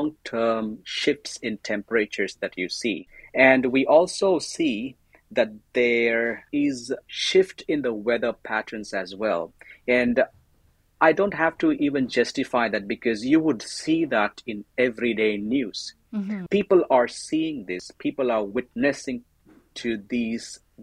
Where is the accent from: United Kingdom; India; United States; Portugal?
India; moved away as an adult; also born or lived in Pune, India / Thailand; now in Canada; I am an Indian